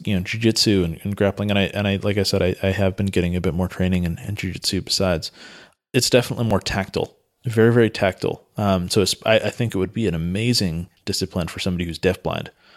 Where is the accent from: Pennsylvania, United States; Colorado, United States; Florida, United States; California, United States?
California, United States; Santa Cruz; I grew up in Santa Cruz, which is in Northern California